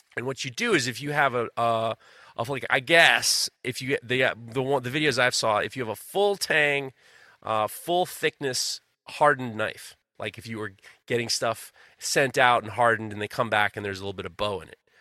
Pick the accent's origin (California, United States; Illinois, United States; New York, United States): New York, United States; New York City; moved away; I grew up in New York City